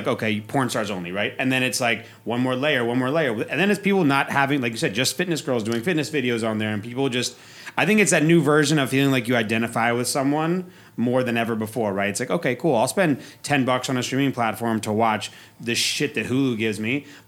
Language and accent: English; East Coast, United States; also born or lived in Oregon / Europe; now in Las Vegas, United States; I grew up on the East Coast.